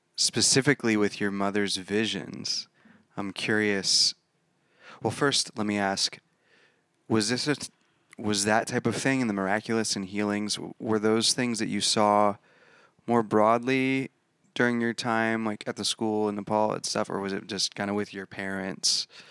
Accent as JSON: {"language": "English", "town": "Rutherford", "country": "United States", "tie": "born or raised there", "said": "I grew up in Rutherford"}